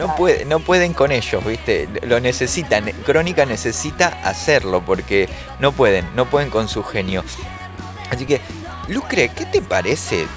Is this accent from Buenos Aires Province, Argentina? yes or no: yes; Caseros, Buenos Aires Province, Argentina; Yo soy de Casero